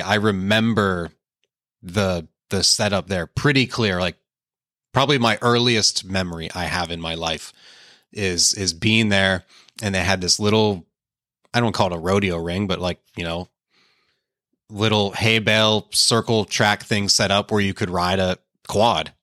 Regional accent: Pittsburgh, Pennsylvania, United States; also born or lived in Painesville, Ohio; we only lived there till I think I was three or four years old and then went to Pittsburgh. And, yeah, I grew up in Pittsburgh

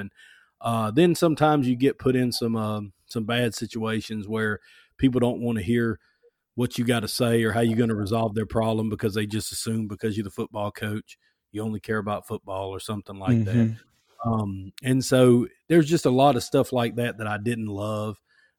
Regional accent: Alabama, United States; I'm from Alabama, South Alabama. I went to Foley High School, and I went to University of Alabama.

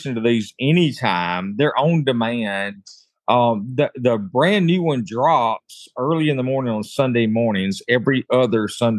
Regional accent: Mississippi, United States; my home state is Mississippi

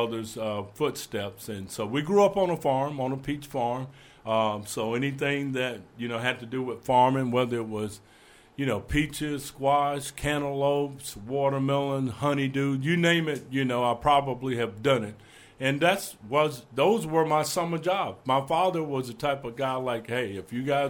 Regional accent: Roberta, Georgia, United States; moved away as an adult; now in Kentucky, United States; where I grew up in Roberta

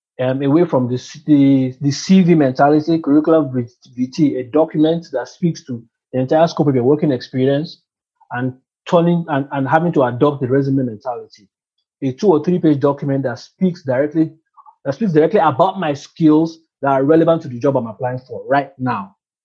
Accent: India; moved away as an adult; also born or lived in Dubai; I come from India. I've been based in Dubai for the past 10 years.

